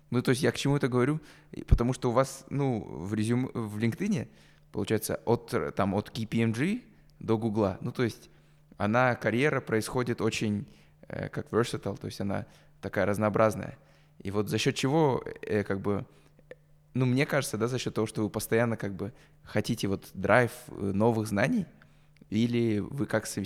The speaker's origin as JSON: {"language": "Russian", "country": "Kazakhstan", "said": "потому что я казах, ты индус"}